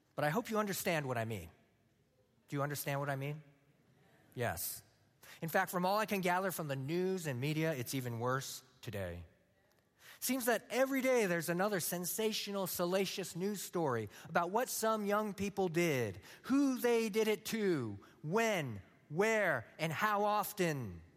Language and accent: English; San Luis Obispo, California, United States; moved away; I'm from San Luis Obispo, California